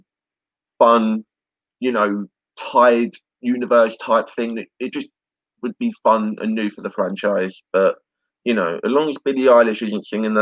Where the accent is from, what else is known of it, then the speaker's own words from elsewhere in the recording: United Kingdom; I'm British